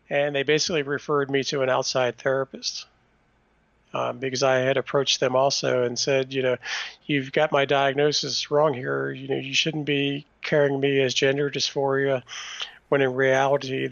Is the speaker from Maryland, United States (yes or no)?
no; Washington, District of Columbia, United States; And I was born in Washington, D.C.